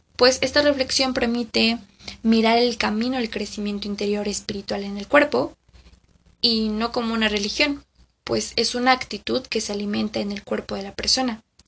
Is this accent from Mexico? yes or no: yes; Mexico; aquí en mi país, que es México